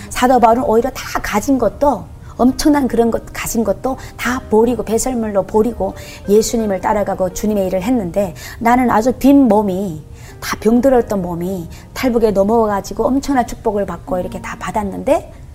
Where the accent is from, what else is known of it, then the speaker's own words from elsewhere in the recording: North Korea; moved away as an adult; also born or lived in China; now in South Korea; 북한에서 살 때도